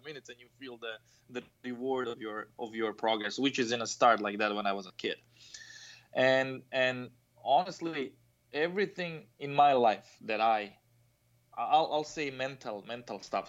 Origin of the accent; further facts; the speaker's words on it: Croatia; now in United States; I come from Croatia.